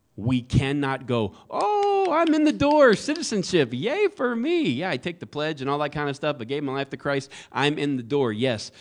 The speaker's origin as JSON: {"language": "English", "area": "the South", "region": "Florida", "country": "United States", "tie": "born or raised there", "moved": "yes", "lives_now": "Phoenix, United States", "said": "I was raised in the South"}